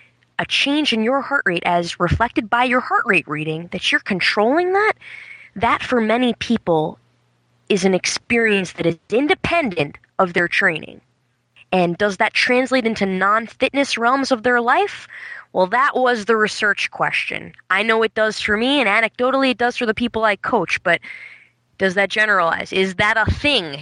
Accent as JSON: {"language": "English", "town": "New York City", "region": "New York", "country": "United States", "moved": "as an adult", "lives_now": "Burlington, United States", "said": "I come from New York City, where I taught for the majority of my time"}